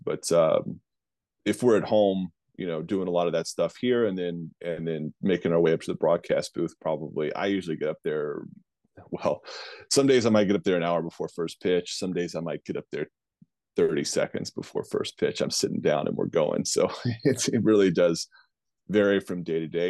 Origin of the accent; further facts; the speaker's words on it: Virginia, United States; the Richmond Flying Squirrels, which I think is the flagship baseball program in my home state